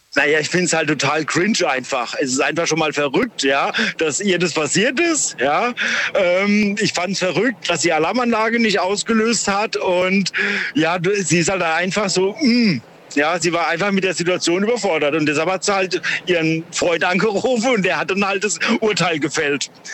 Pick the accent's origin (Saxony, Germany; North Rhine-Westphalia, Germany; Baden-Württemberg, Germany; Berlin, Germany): North Rhine-Westphalia, Germany; Duisburg; ich komme auch aus Duisburg